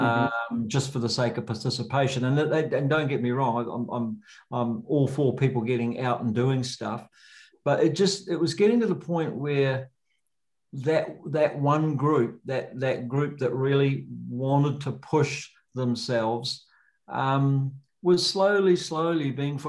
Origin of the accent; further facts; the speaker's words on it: Auckland, New Zealand; also born or lived in Hobsonville; now in Wanaka, New Zealand; I grew up up north in Auckland.